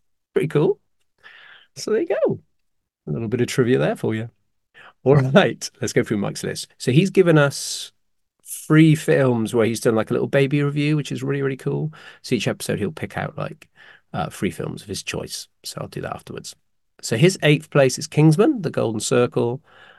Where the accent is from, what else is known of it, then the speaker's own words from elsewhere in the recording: United Kingdom; I'm the British one.